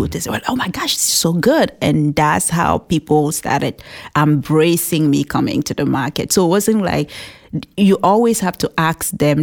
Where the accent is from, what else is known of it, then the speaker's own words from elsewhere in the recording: Cameroon; English is a second language; moved away as an adult; now in New Hampshire, United States; we grew up together in Cameroon.